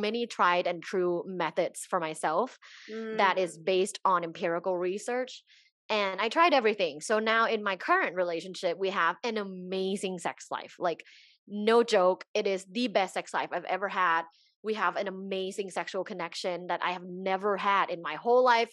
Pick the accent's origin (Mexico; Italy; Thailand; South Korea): Thailand; Bangkok; now in Los Angeles, United States; I am originally from Thailand. So I was born and raised in Bangkok, Thailand.